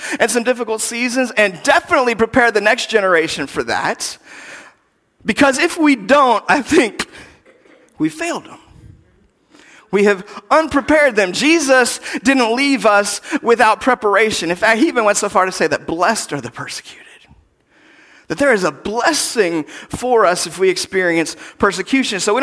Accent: United States; as American Christians

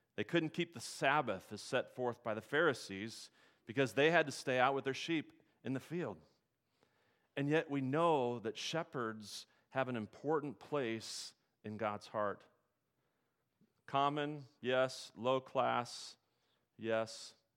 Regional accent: Nebraska, United States; I grew up in Nebraska

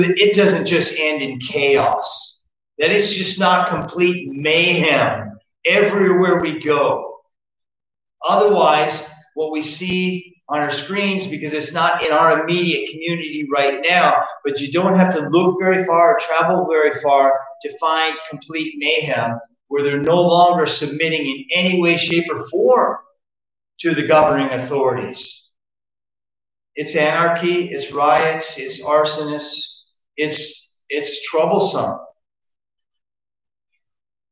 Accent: United States; I'm an American citizen

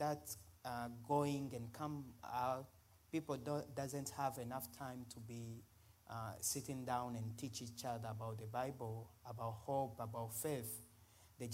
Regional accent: DR Congo; English is a second language; moved away as an adult; also born or lived in Uganda; now in Columbus, United States; I'm coming from Africa, actually in the Central Africa. My country is called Congo, the Republic Democratic of Congo

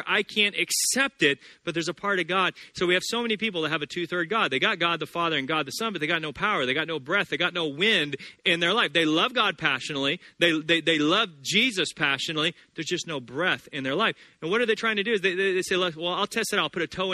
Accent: the South, United States; I grew up Baptist in the South

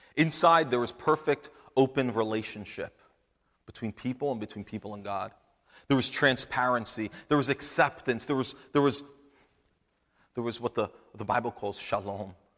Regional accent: New Jersey, United States; I'm, I'm from New Jersey

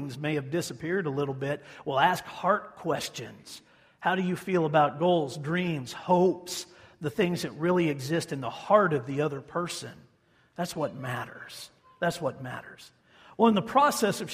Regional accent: Hutchinson, Kansas, United States; my hometown of Hutchison

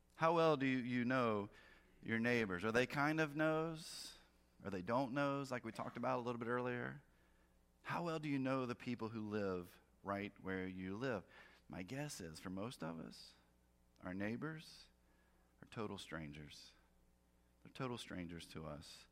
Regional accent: North Carolina, United States; I grew up in North Carolina

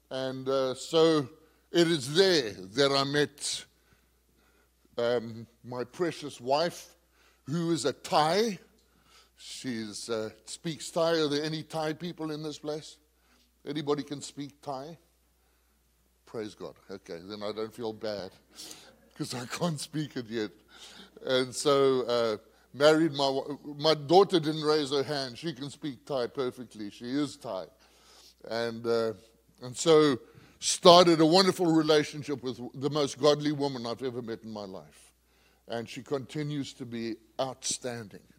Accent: Zambia; moved away as an adult; also born or lived in Zimbabwe; I was born in Zambia, I spent many years there until I finished my schooling, and then moved to a place called Zimbabwe.

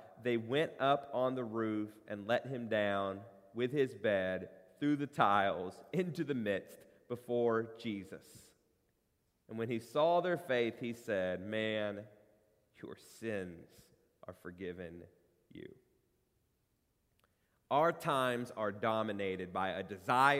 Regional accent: Corbin, Kentucky, United States; moved away; my hometown of Corbin, Kentucky

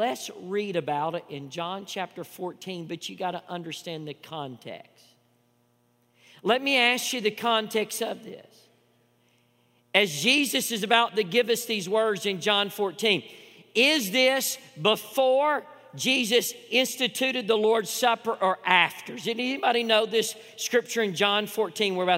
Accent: East Tennessee, United States; accent: country; Come from East Tennessee, especially, you know, with my nice country accent

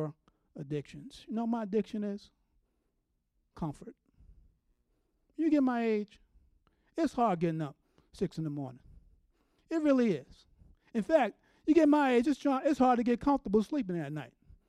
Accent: New York City, New York, United States; moved away; I'm from New York City

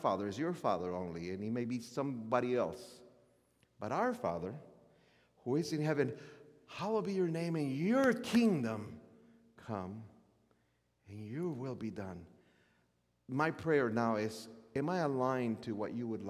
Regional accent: Chicago, Illinois, United States; I am more American. I was raised in Chicago.

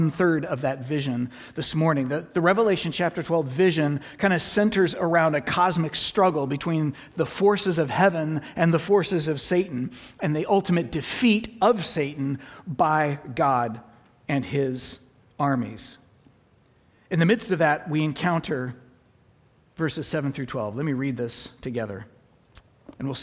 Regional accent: United States; us as modern American Christians

